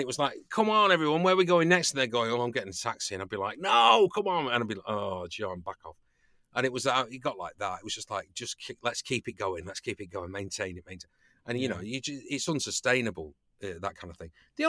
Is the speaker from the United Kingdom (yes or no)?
yes; United Kingdom; I've not really been party to much of that as a British actor